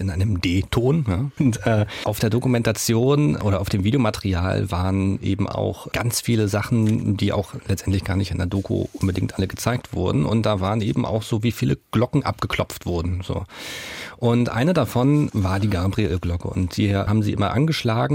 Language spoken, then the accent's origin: German; Rostock, Mecklenburg-Vorpommern, Germany; born or raised there